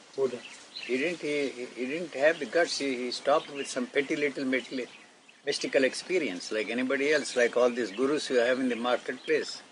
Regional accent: Gudiwada, Andhra Pradesh, India; The place where I grew up in Andhra is called Gudiwada.

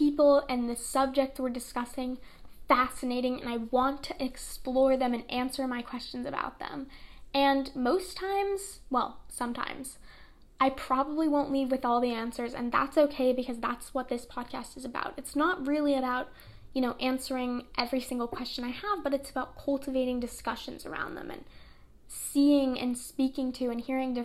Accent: New York City, New York, United States; I was born and raised in Brooklyn, New York

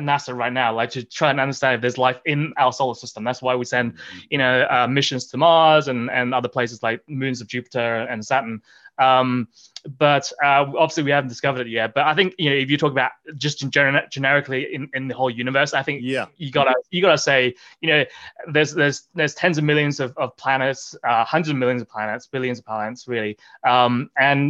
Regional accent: Australia; moved away as an adult; also born or lived in Oxford, England; now in Boulder, United States; when I was growing up as a kid, you know, growing up in Australia

